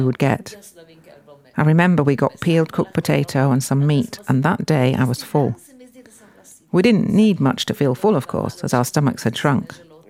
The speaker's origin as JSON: {"language": "English", "town": "Gorizia", "region": "Friuli-Venezia Giulia", "country": "Italy", "said": "we were considered to be Italians since we came from Gorizia"}